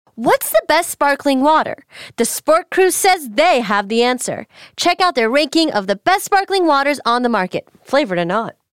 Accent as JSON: {"language": "English", "town": "Beverly Hills", "region": "California", "country": "United States", "tie": "born or raised there", "said": "I grew up in Beverly Hills"}